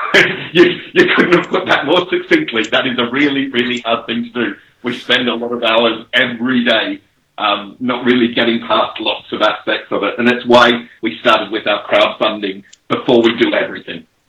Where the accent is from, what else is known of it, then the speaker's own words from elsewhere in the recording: Australia; now in England, United Kingdom; I'm an Australian living in England